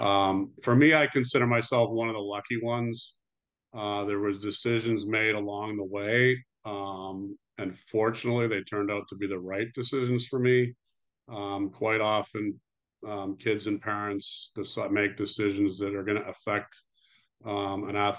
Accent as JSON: {"language": "English", "town": "Toronto", "region": "Ontario", "country": "Canada", "tie": "born or raised there", "said": "I grew up in Toronto, Canada"}